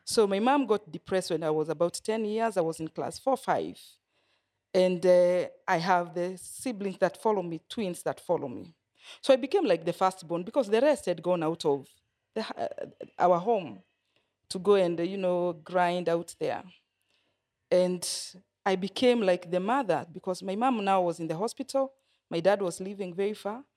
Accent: Nyeri, Nyeri County, Kenya; also born or lived in Coast, Kenya; I grew up in Nyeri. I was born in Nyeri

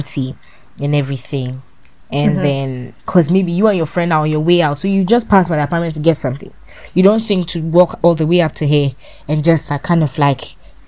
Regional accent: Ghana; moved away; as a Ghanaian woman

